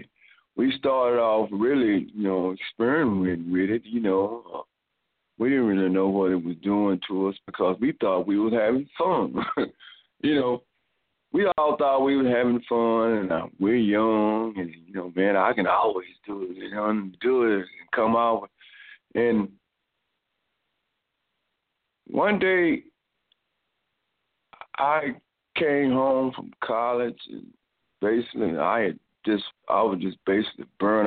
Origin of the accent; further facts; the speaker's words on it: Dallas, Texas, United States; we grew up in South Dallas